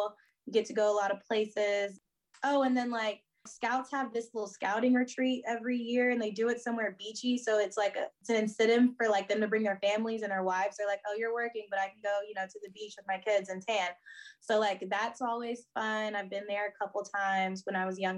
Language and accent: English; Houston, Texas, United States; growing up in Houston